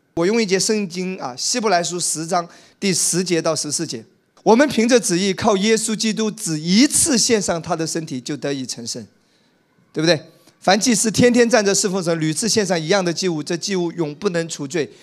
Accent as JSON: {"language": "Chinese", "town": "Wenzhou", "region": "Zhejiang", "country": "China", "tie": "born or raised there", "moved": "yes", "said": "在我们温州老家"}